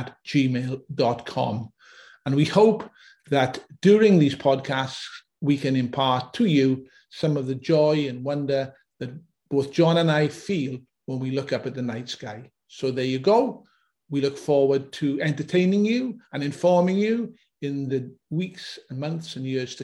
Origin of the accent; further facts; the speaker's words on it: Auckland, New Zealand; I'm from Auckland, New Zealand